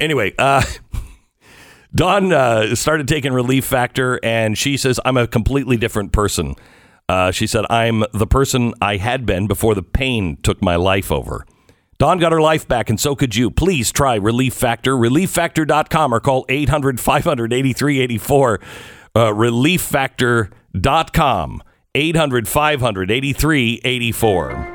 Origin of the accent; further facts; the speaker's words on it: Pacific Northwest, United States; I grew up in the Pacific Northwest